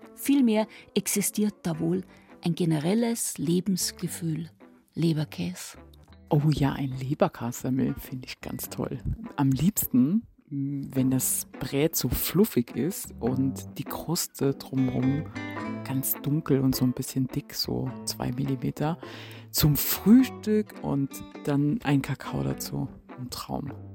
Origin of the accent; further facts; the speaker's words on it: Swabia, Germany; Da, wo ich herkomme aus Schwaben